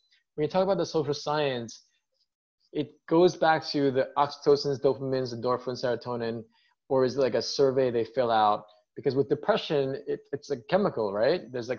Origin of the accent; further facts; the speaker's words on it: United States; I'm American, but I'm ethnically Chinese